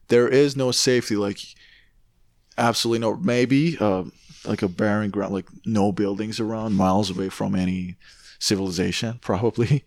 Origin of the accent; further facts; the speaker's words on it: Tehran, Tehran Province, Iran; now in Canada; I grew up in Tehran